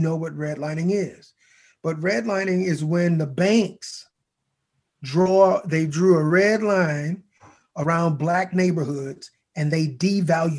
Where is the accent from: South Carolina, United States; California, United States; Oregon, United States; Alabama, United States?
Alabama, United States; Mobile; my hometown of Mobile, Alabama